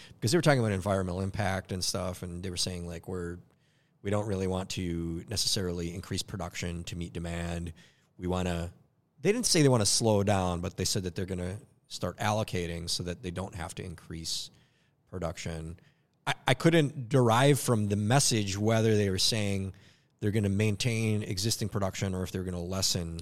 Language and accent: English; Minneapolis, Minnesota, United States; my upbringing. Love Northeast Minneapolis